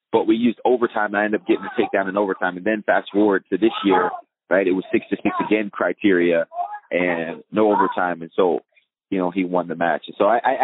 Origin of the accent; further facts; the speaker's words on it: East Coast, United States; moved away as an adult; I was from the East Coast